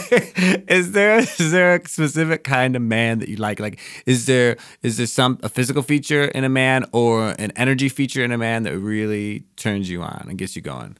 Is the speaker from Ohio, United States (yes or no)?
no; Wisconsin, United States; moved away; I grew up in Wisconsin